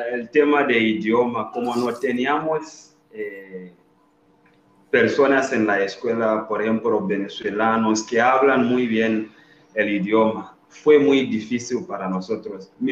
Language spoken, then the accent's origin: Spanish; Zambia; Spanish is a second language; Allá en mi país, estudiar medicina, la gente solo que pueden son los ricos la gente que tiene mucho dinero